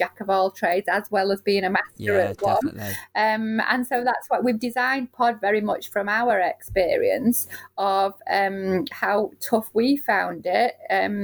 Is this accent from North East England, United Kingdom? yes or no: no; Manchester, North West England, United Kingdom; I'm from Moston